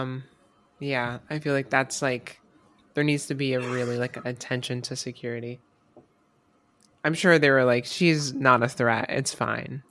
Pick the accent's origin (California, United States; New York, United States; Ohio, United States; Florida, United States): Florida, United States; moved away; I'm from Florida